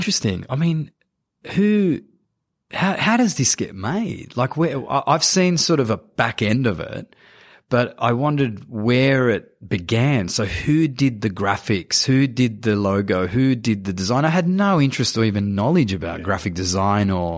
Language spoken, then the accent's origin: English; Sydney, New South Wales, Australia; I grew up in Cabramatta